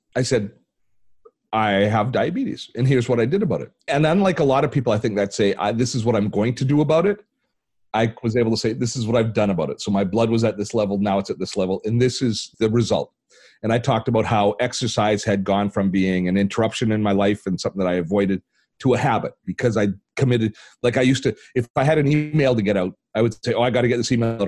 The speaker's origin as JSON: {"language": "English", "country": "Canada", "said": "I'm Canadian"}